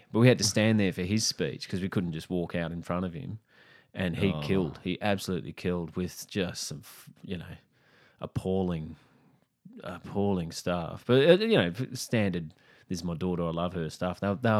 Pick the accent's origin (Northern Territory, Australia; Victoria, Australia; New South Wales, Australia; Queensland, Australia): Queensland, Australia; Brisbane; Oh, I grew up in Brisbane.